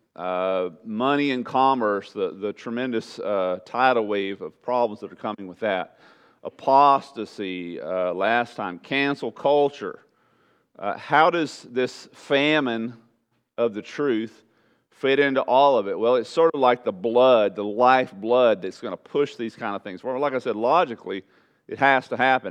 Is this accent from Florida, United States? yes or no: no; Southeast Texas, United States; moved away; in Southeast Texas, everybody went to church